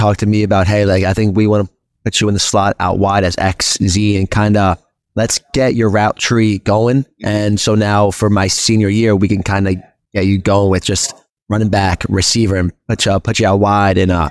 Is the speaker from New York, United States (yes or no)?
yes; Westhampton Beach, New York, United States; moved away as an adult; also born or lived in Durham, New Hampshire; I'm from West Hampton Beach, man. That's my area.